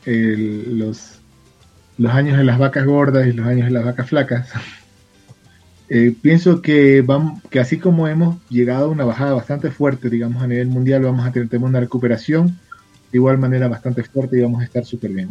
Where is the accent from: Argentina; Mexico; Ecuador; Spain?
Ecuador; Guayaquil, Guayas; now in Quito, Ecuador; Yo soy guayaquileño, soy de la ciudad de Guayaquil, pero vivo en la capital.